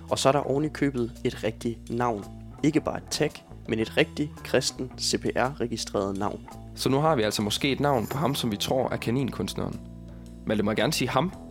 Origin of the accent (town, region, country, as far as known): Southern Jutland, Southern Denmark, Denmark; born or raised there